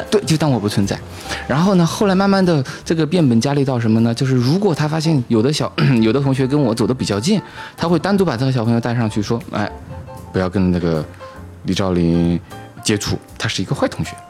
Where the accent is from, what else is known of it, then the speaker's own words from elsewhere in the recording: Chongqing, China; moved away; also born or lived in United Kingdom / Beijing / Chengdu; 我是土生土长的重庆人，啊，所以说我初一的时候呢，是进到重庆一中